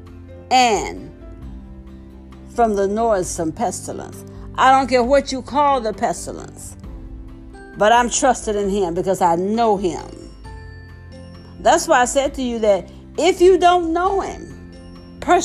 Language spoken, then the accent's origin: English; the South, United States; when I was growing up in the South